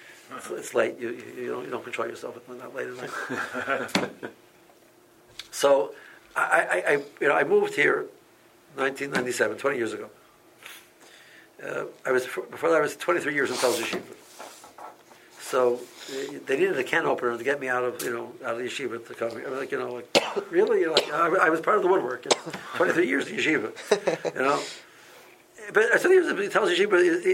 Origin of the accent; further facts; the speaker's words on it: Silver Spring, Maryland, United States; and I knew Silver Spring, I'm from Silver Spring, I visited Silver Spring before